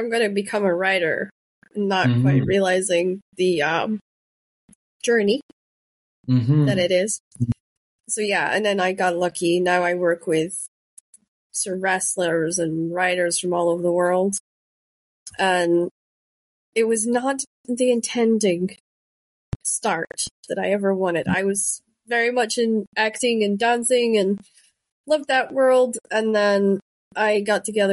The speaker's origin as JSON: {"language": "English", "area": "Shetland", "region": "Scotland", "country": "United Kingdom", "tie": "born or raised there", "accent": "Shetland dialect", "first_language": "Shetland dialect", "said": "I grew up in Shetland, so we spoke Shetland dialect"}